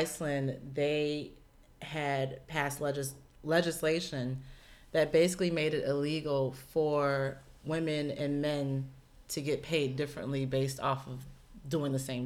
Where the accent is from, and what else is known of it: United States; born or raised there